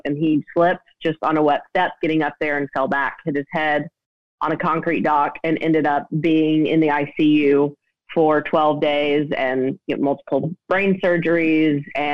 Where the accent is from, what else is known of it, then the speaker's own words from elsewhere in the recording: Nashville, Tennessee, United States; I grew up in Nashville, live here now.